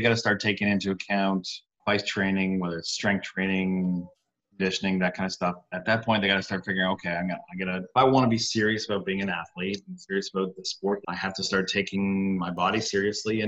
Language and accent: English; Canada; moved away as an adult; now in New York, United States; I'm from Canada originally